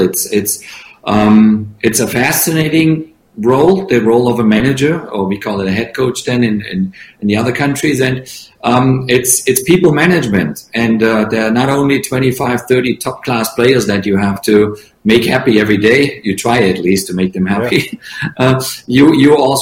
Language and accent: English; Stuttgart, Baden-Württemberg, Germany; moved away as an adult; also born or lived in Italy / France / England; now in United States; I kind of grew up as a little kid in Stuttgart